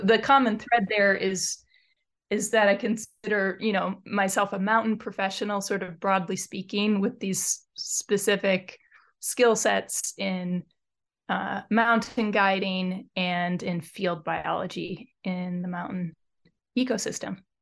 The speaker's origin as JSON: {"language": "English", "town": "Detroit", "region": "Michigan", "country": "United States", "tie": "born or raised there", "moved": "yes", "lives_now": "eastern North Cascades, United States", "said": "I was raised in Metro Detroit, a suburb of Detroit"}